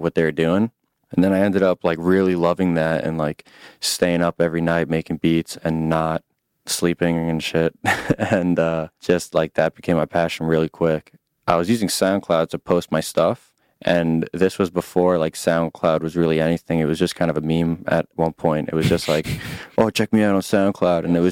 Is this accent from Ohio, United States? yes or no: no; Long Island, New York, United States; I'm from Long Island, New York